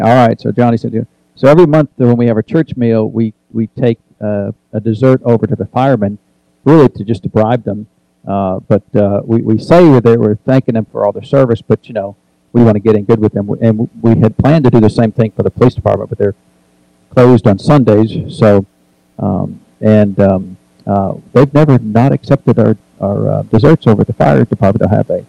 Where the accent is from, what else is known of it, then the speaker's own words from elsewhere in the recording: New Hampshire, United States; now in Tennessee, United States; I grew up in New Hampshire, so I know a little bit about the cold weather